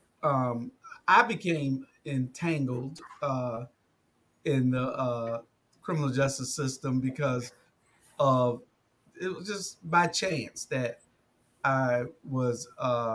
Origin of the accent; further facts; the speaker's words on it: Savannah, Georgia, United States; I grew up in Savannah, Georgia, little city on the coast, east coast of Georgia